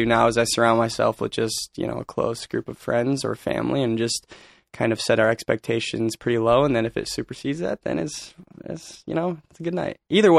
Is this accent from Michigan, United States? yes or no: yes; Michigan, United States; now in Los Angeles, United States; I'm a very proud Michigander. I love Michigan. Okay. I love being from the state of Michigan.